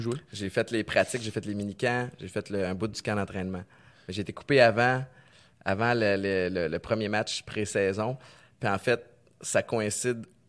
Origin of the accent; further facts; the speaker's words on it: Canada; j'ai grandi au Canada